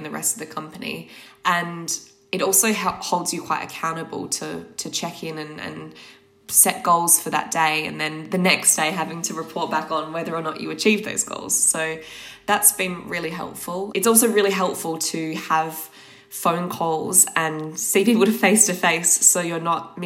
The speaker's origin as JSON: {"language": "English", "country": "Australia", "moved": "yes", "lives_now": "London, United Kingdom", "said": "I'm from Australia originally"}